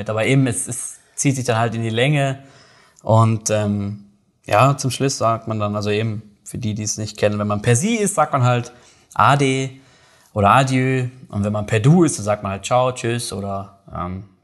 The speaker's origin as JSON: {"language": "German", "region": "North Rhine-Westphalia", "country": "Germany", "lives_now": "Switzerland", "said": "ich komme aus aus NRW, aus dem Ruhrgebiet, da ist natürlich ein bisschen rauerer Ton"}